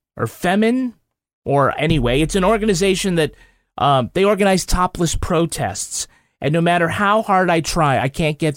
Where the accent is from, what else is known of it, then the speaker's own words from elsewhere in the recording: Holyoke, Massachusetts, United States; I found out later that Ann Dowd was also born in my hometown, Holyoke, Massachusetts.